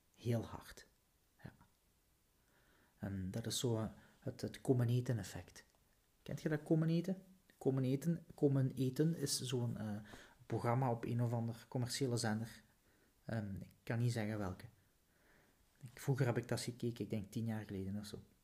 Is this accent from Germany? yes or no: no; Flanders, Belgium; Zo zijn we als Vlaming